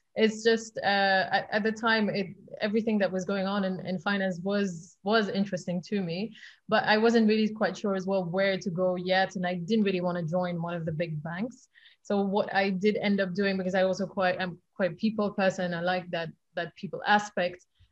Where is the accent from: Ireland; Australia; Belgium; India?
Belgium; Flanders; English is a second language; moved away as an adult; now in London, United Kingdom; So I moved to London actually when I was 18. I'm from Belgium originally. So I was speaking Flemish on a daily basis